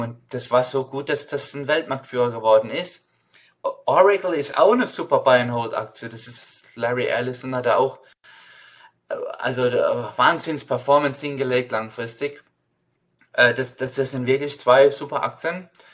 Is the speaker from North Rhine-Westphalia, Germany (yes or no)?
no; Mannheim, Baden-Württemberg, Germany; now in United States; ich bin in Mannheim aufgewachsen